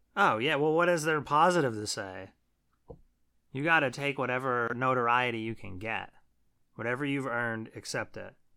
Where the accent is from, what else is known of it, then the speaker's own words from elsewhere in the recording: Trevorton, Pennsylvania, United States; I grew up in Treverton, and Treverton is very close to Shimokan.